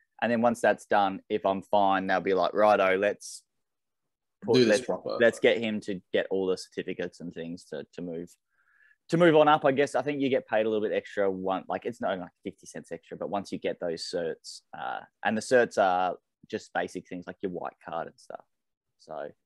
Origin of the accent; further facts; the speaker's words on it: Launceston, Tasmania, Australia; Tassie, so born through and through